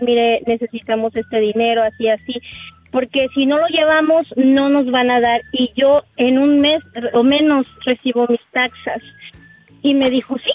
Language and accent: Spanish; San Juan del Río, Querétaro, Mexico; Vengo de San Juan del Río